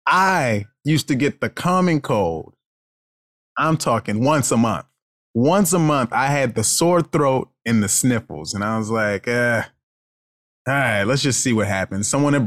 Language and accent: English; Baltimore, Maryland, United States; You know, I grew up in Baltimore, Maryland.